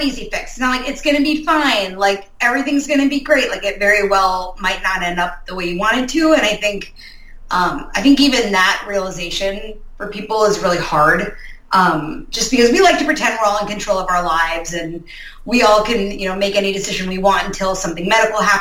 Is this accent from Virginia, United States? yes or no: yes; Northern Virginia, United States; moved away as an adult; now in Minnesota, United States; We're actually both from Northern Virginia, so we're both originally from the East Coast, and then we've been out here for probably like 8 years